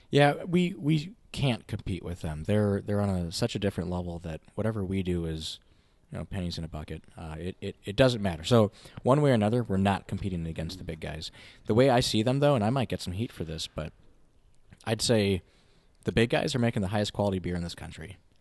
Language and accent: English; Winona, Minnesota, United States; now in Minneapolis, United States; I grew up in Winona